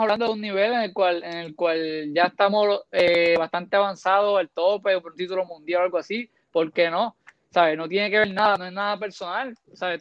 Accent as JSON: {"language": "Spanish", "country": "Puerto Rico", "said": "Como puertorriqueño"}